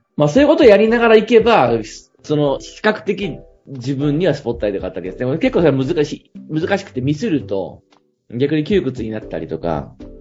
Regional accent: Ikeda, Fukui, Japan; 僕の地元の、 うん。 福井

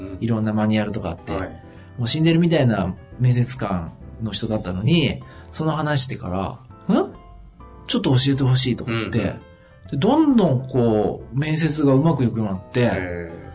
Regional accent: Tohoku, Japan; 僕はあの東北人なんでアクセントが苦手だな。

